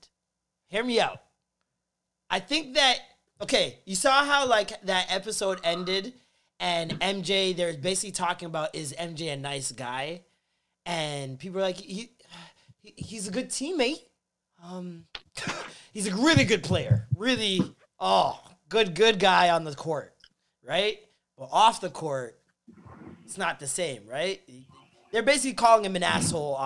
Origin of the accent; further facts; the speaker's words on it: Jamaica; a Jamaican